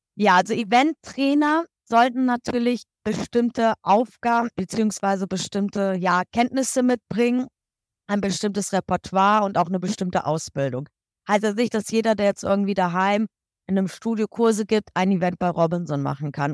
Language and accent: German; Kassel, Hesse, Germany; moved away as an adult; now in Egypt; Ich komme ursprünglich aus der Ecke Kassel, Nordhessen